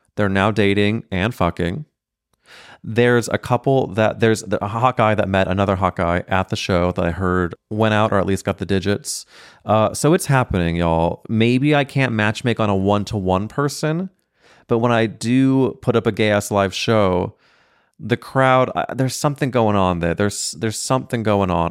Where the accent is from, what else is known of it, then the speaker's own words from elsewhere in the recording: St. Louis, Missouri, United States; I'm growing up in Saint Louis, Missouri with three brothers